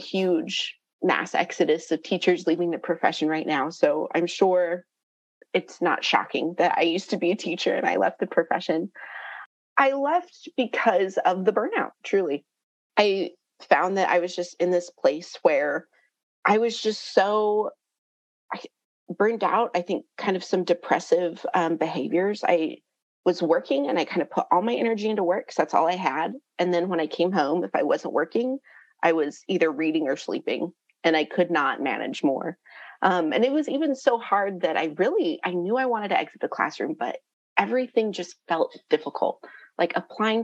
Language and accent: English; Albuquerque, New Mexico, United States; moved away as an adult; now in Nashville, United States; Originally, I'm from Albuquerque, New Mexico, and I moved to Nashville for grad school